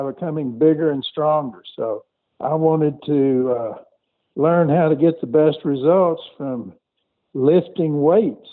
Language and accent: English; Conroe, Texas, United States; I grew up outside of Houston, Texas, in a small town called Conroe